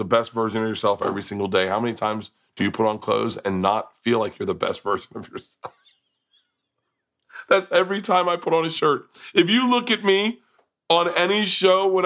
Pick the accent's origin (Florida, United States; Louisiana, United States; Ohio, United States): Florida, United States; I grew up in Florida